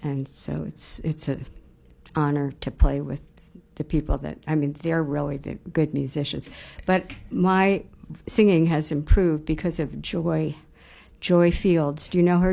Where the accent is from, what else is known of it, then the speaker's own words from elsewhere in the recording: near Detroit, Michigan, United States; I grew up near Detroit